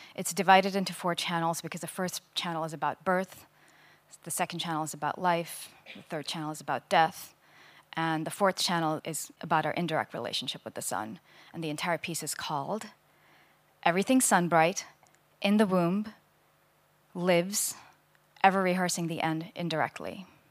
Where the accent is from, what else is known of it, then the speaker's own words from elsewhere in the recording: India; I grew up in India